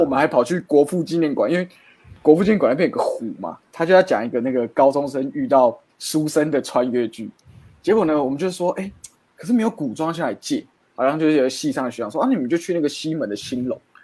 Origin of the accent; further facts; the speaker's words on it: Tainan, Taiwan; 我是台南人